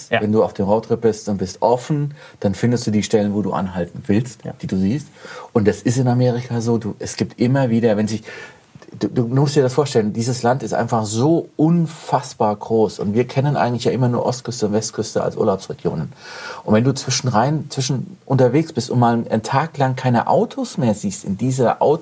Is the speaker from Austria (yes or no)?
no; Germany; Colorado ist ein bisschen wie der Spessart, wo ich herkomme.